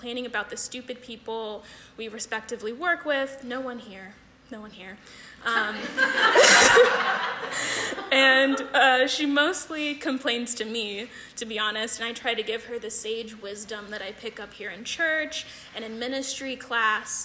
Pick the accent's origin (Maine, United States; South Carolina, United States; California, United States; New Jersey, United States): California, United States; moved away; I'm originally from California